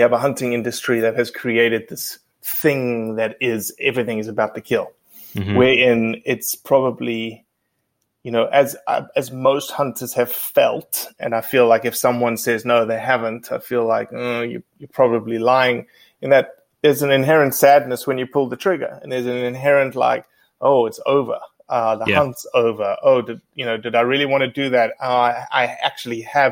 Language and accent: English; South Africa; born or raised there; moved away as an adult; also born or lived in Mississippi; now in United States